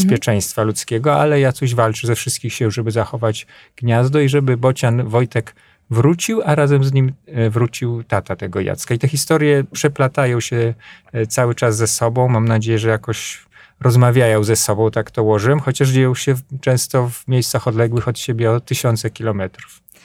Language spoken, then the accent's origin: Polish; Podlaskie Voivodeship, Poland; also born or lived in Grabowiec; u nas na Podlasiu